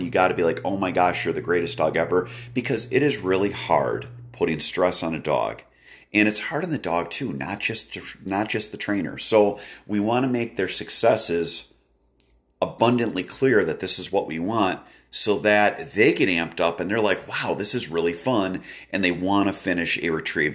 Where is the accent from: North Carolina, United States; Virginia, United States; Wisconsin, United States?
Wisconsin, United States; my home state of Wisconsin